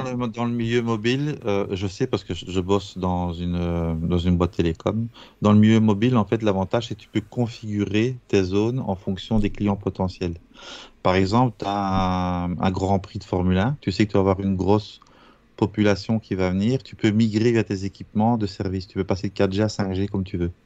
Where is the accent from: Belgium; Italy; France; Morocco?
Belgium; Chez nous en Belgique